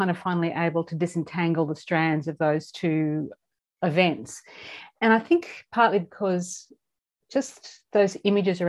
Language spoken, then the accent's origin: English; southeast Queensland, Australia; I grew up in Queensland, but I grew up in the southeast corner of the state